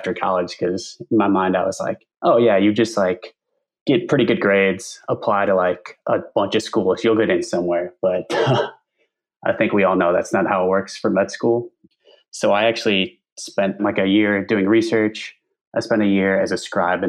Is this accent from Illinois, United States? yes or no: yes; Chicago, Illinois, United States; I'm from the Chicago area